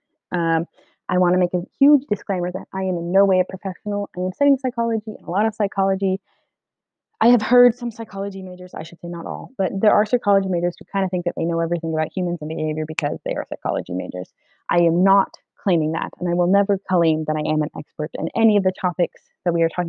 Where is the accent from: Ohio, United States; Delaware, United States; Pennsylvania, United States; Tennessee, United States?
Delaware, United States; moved away; I was born and mostly raised in Delaware